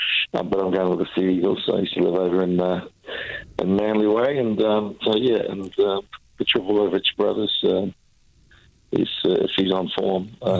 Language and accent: English; New Zealand; growing up in New Zealand than the 70s.